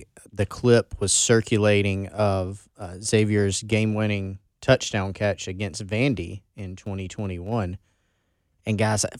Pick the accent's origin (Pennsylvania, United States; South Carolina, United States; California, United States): South Carolina, United States; Belton; I'm from Belton.